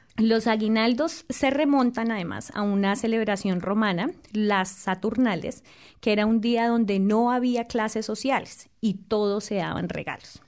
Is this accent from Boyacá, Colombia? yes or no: yes; Boyacá, Colombia; moved away; en mi región, en mi tierra, tenemos el aguinaldo boyacense